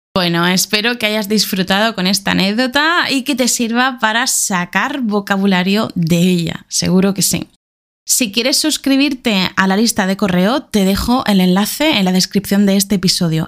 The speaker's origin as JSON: {"language": "Spanish", "country": "Spain", "also_born_or_lived": "Argentina", "moved": "as an adult", "lives_now": "Beijing, China"}